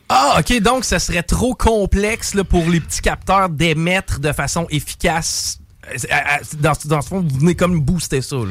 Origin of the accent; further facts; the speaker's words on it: Lévis, Quebec, Canada; chez nous à Lévis